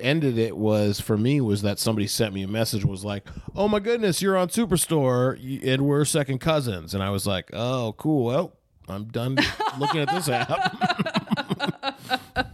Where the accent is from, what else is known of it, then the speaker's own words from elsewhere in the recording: St. Paul, Minnesota, United States; moved away; where I grew up in St.